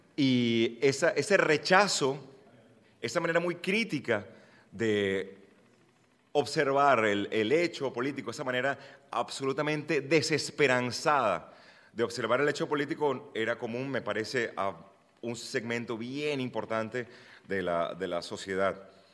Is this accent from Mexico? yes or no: no; Venezuela; soy venezolano